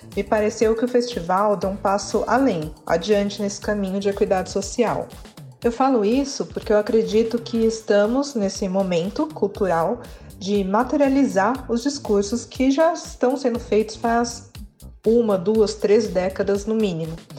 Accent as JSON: {"language": "Portuguese", "country": "Brazil", "said": "nós enquanto brasileiros"}